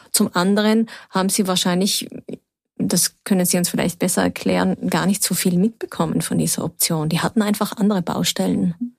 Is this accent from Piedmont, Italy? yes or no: no; South Tyrol, Trentino-Alto Adige, Italy; hier bei uns in Südtirol